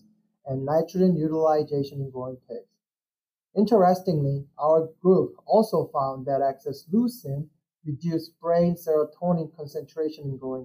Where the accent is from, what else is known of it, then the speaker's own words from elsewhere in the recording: South Korea; moved away as an adult; also born or lived in Illinois, United States; I'm originally from South Korea.